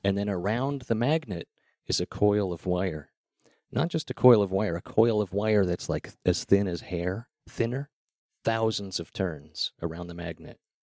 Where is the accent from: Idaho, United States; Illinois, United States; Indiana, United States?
Idaho, United States; Idaho Falls; moved away as an adult; also born or lived in Seattle; I grew up in Idaho Falls